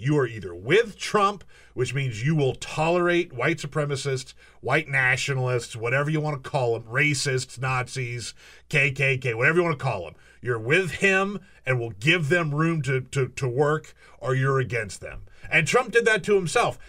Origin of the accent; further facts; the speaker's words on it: South Carolina, United States; I grew up in South Carolina.